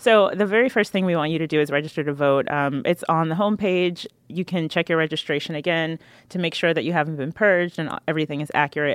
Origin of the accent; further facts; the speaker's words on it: North Carolina, United States; I am from North Carolina